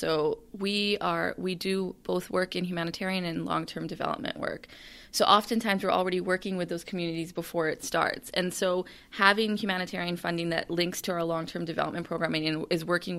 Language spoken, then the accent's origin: English; Canada; One of the things I find is that, you know, I'm a Canadian.